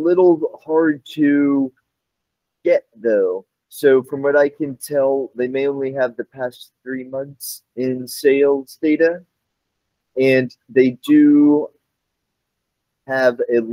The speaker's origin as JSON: {"language": "English", "region": "North Carolina", "country": "United States", "tie": "born or raised there", "said": "my home state, North Carolina"}